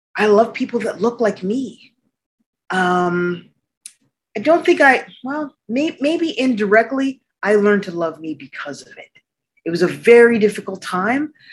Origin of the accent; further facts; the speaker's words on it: Arctic Canada, Canada; moved away; also born or lived in New York City, United States; even though I was born in New York City, I grew up in Arctic Canada